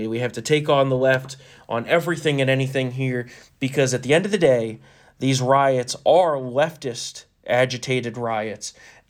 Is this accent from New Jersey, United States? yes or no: yes; New Jersey, United States; We're from New Jersey. We curse a f***ing lot.